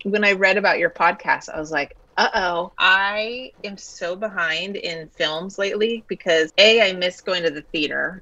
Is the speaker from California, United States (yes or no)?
yes; the Sierra foothills, Northern California, United States; I grew up in Northern California, the Sierra foothills